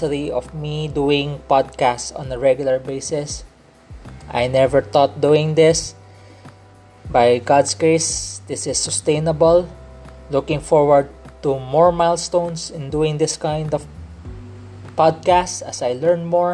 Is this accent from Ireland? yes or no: no; Philippines; accent: Filipino English; I'm not Korean. I'm a Filipino Chinese. I grew up here in the Philippines.